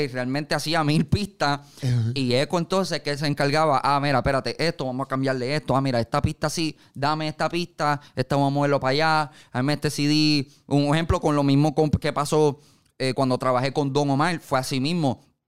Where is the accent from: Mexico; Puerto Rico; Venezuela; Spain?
Puerto Rico; Carolina; yo me crié en Carolina.